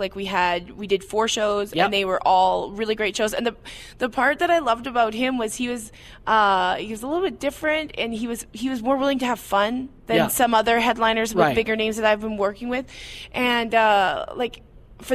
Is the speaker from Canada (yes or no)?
yes; Edmonton, Alberta, Canada; And I've been back here in my hometown, Edmonton, Alberta, where I started my comedy career.